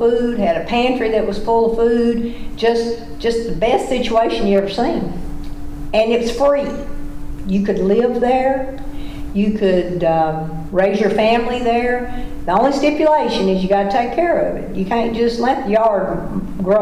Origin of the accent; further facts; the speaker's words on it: Tennessee, United States; I'm from Tennessee, and the blue tick hound is the Tennessee dog.